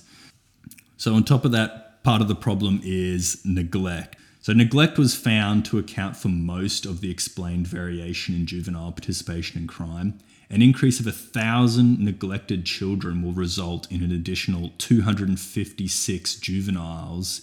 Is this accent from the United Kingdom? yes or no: no; Toowoomba, Queensland, Australia; I am from Toowoomba